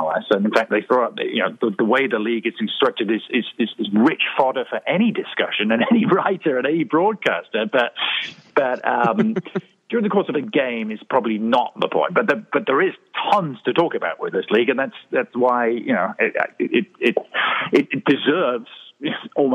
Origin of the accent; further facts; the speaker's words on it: Marlborough, South West England, United Kingdom; I grew up in the West Country of England, a small town called Marlborough